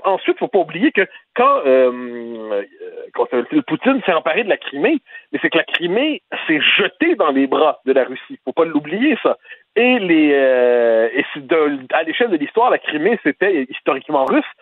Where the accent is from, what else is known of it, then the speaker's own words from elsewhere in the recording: Quebec, Canada; quand on est québécois